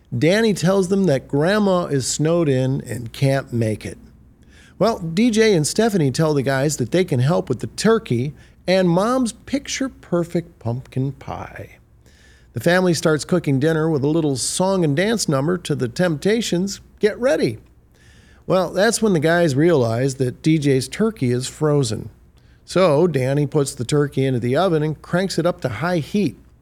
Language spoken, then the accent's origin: English; Detroit, Michigan, United States; a kid born and raised in Detroit